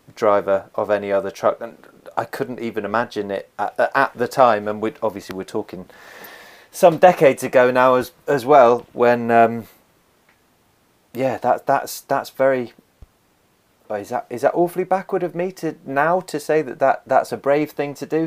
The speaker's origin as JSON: {"language": "English", "area": "Somerset", "region": "South West England", "country": "United Kingdom", "tie": "born or raised there", "said": "I was born and raised in Somerset. I've, I've actually, I've moved around it, but I've never left it."}